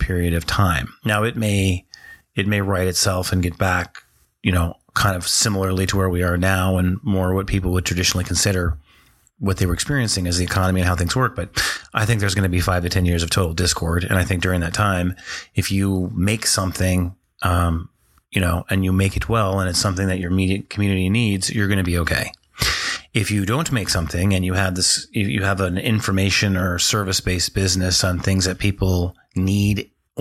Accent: North Dakota, United States; I grew up in North Dakota.

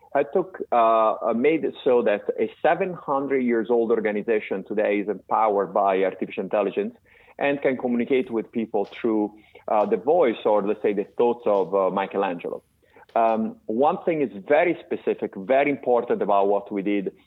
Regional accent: Florence, Tuscany, Italy; moved away as an adult; now in United States; I was born in Florence and I I was born in 1968. At the age of 21 years old, I came to the United States

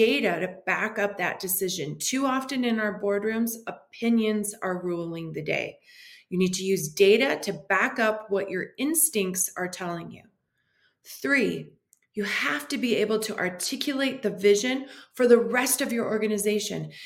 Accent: Detroit, Michigan, United States; I was raised in Detroit, Michigan

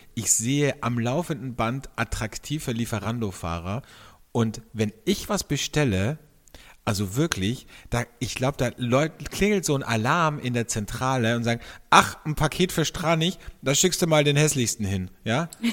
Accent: Austria; bei uns in Österreich

